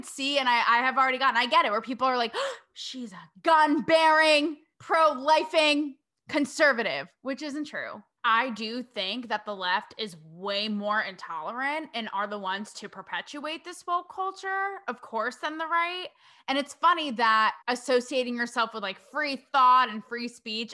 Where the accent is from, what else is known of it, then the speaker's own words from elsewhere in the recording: New England, United States; I hail from New England